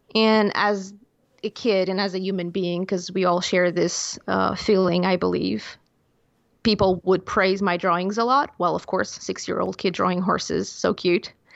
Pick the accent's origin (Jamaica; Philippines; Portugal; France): Portugal; English is a second language; growing up in Portugal, such a small country